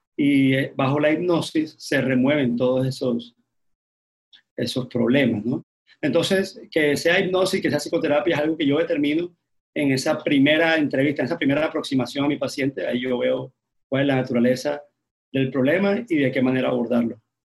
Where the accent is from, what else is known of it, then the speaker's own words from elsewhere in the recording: Barranquilla, Atlántico, Colombia; yo soy barranquillero